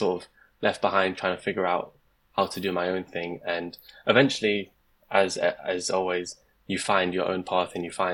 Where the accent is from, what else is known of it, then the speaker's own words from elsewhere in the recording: London, United Kingdom; moved away as an adult; now in Leicester, United Kingdom; I'm originally from London, and I actually did get an offer from a London university, but I chose to move out